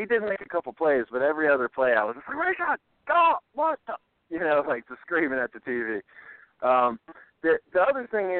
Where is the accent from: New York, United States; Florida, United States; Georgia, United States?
Florida, United States; South; moved away; I'm from South Florida, not anymore or anything like that.